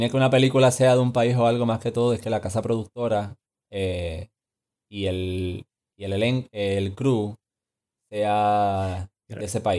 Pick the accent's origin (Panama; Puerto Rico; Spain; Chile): Puerto Rico